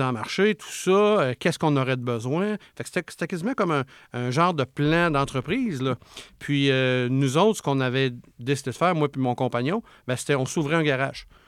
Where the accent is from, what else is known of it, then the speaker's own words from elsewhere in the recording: Charlevoix, Quebec, Canada; moved away; je viens de Charlevoix, où ce que c'est un coin que souvent, c'est ces mentalités-là un petit peu. Puis euh, maman à la maison, puis quand c'est le temps, elle retourne travailler, puis etc. Puis moi, ben, quand j'ai grandi là-dedans